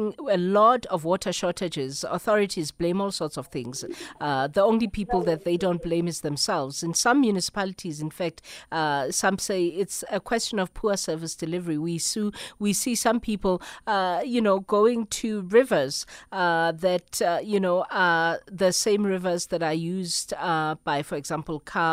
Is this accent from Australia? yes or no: no; South Africa; as a South African